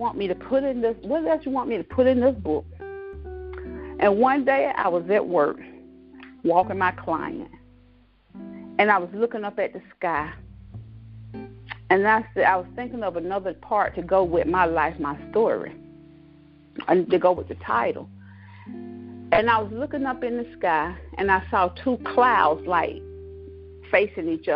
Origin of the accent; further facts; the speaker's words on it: Cross Hill, South Carolina, United States; moved away as an adult; also born or lived in Long Island, New York; now in Georgia, United States; I was born in Long Island, New York in 1971. And I'm raised in Cross Hill, South Carolina, a country girl